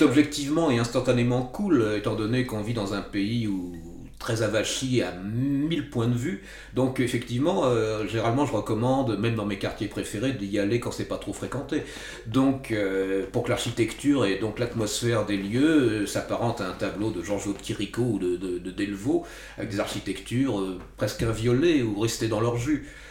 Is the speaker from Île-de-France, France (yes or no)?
yes; Val d'Oise, Île-de-France, France; born or raised there; also born or lived in Paris